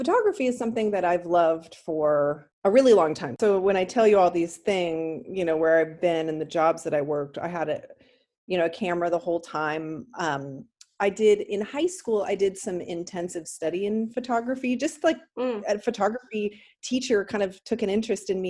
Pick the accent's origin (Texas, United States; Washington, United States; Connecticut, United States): Washington, United States; Olympia; also born or lived in New York; I grew up in Olympia, Washington